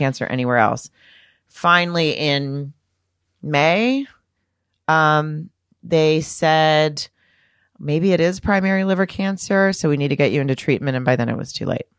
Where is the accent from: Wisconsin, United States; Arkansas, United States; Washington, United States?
Arkansas, United States; moved away as an adult; I grew up in Arkansas.